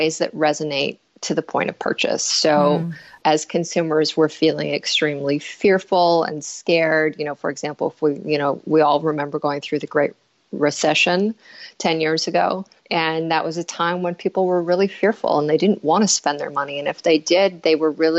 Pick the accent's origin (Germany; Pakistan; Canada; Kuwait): Canada; Northern Canada; moved away; also born or lived in Winnipeg, Manitoba; I am Canadian, and I was born in a small mining town in northern Canada, about 13 hours north of the American border.